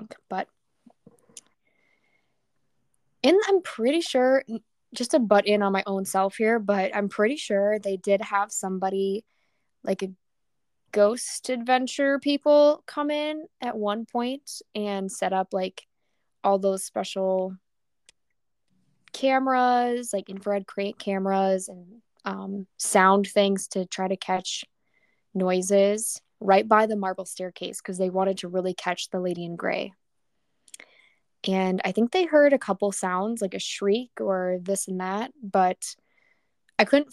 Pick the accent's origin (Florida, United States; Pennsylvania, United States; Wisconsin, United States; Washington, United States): Wisconsin, United States; Menomonie; I grew up in Menominee as my hometown